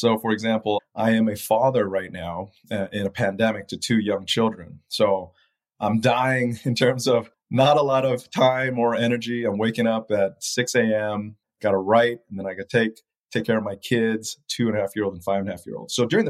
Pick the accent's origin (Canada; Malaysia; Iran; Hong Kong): Malaysia; also born or lived in Taiwan / Japan / Philippines; now in United States; growing up in Malaysia, Taiwan, Japan, Philippines in the 80s and 70s really makes me appreciate what I have here today in the United States.